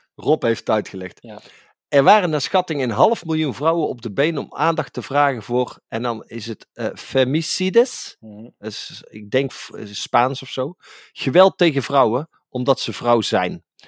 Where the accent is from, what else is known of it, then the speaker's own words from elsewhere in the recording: Tilburg, North Brabant, Netherlands; voor ons Tilburgers